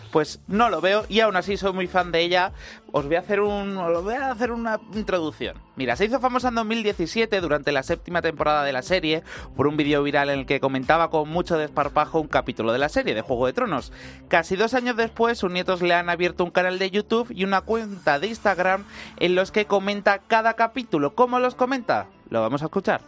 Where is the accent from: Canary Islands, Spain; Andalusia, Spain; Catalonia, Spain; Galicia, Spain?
Andalusia, Spain; Jerez de la Frontera; yo soy de Jerez